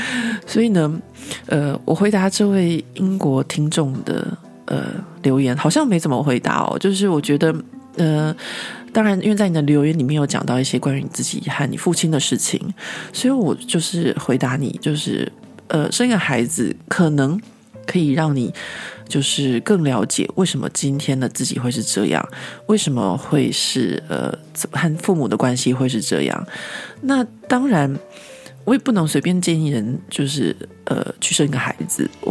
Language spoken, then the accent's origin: Chinese; Taiwan; accent: Taiwanese; now in France; 不管怎么样，我都甩不掉，就是我的台湾的腔调。